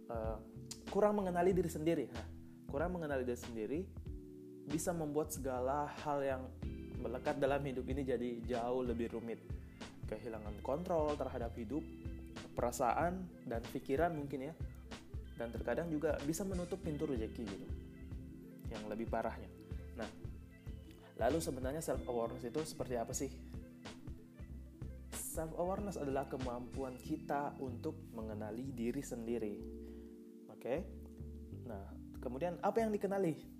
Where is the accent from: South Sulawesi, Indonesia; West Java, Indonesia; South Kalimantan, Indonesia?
South Sulawesi, Indonesia; Bone; also born or lived in Tangerang; now in Bandung, Indonesia; by the way saya asli Eh, Bone ya Sulawesi Selatan, kuliah di Tangerang dan sekarang ada di Bandung.